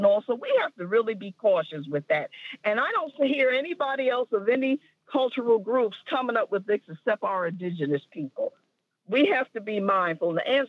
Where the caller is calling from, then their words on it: New Jersey, United States; I'm calling from New Jersey.